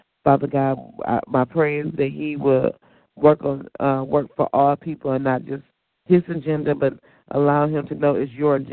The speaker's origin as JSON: {"language": "English", "town": "Detroit", "region": "Michigan", "country": "United States", "tie": "born or raised there", "said": "my hometown, Detroit"}